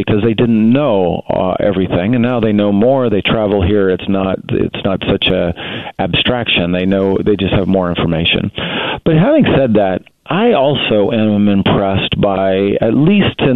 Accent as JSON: {"language": "English", "country": "United States", "said": "being American"}